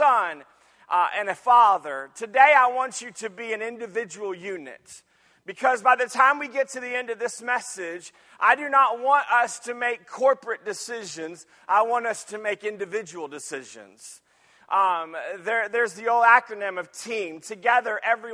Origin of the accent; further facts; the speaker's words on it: Jacksonville, Florida, United States; moved away; also born or lived in Michigan; I grew up in Jacksonville, Florida. And when we moved to Michigan after God moved us around a little bit